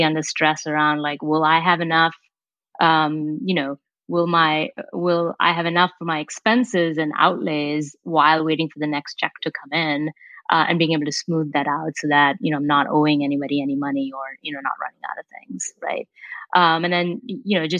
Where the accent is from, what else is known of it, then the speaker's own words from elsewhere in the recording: India; moved away as an adult; now in Menlo Park, United States; I came here for college, right? And I came from India